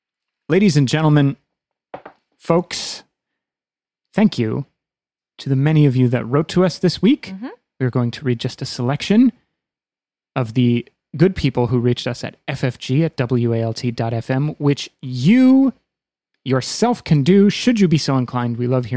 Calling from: France; I'm listening from France.

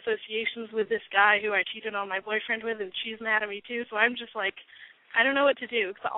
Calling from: Albuquerque, New Mexico, United States; I'm calling from Albuquerque

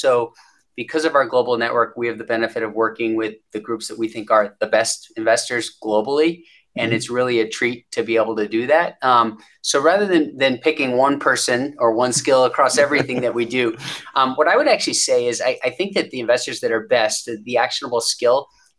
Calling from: Conshohocken, Pennsylvania, United States; I am joining from our global headquarters just outside of Philadelphia, Pennsylvania, in a town called Conshohocken.

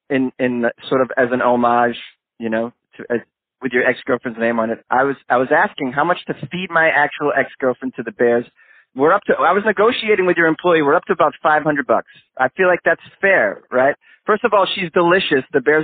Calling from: Los Angeles, California, United States; I'm calling from Los Angeles, long distance.

